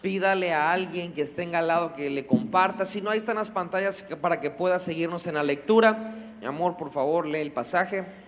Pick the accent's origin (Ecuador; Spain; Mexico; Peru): Mexico; como mexicanos